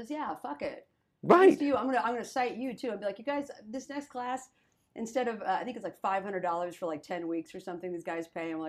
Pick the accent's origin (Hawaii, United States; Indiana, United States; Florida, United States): Indiana, United States; born or raised there